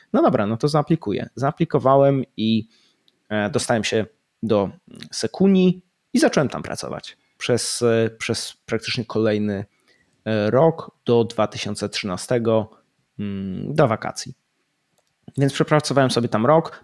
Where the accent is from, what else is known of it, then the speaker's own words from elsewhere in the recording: Poland; moved away as an adult; also born or lived in United Kingdom; wyjechałem z Polski